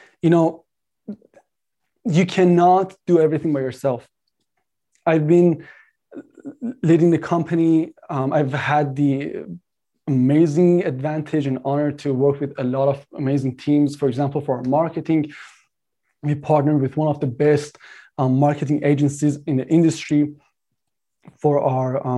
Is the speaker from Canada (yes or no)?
yes; Canada; I'm Canadian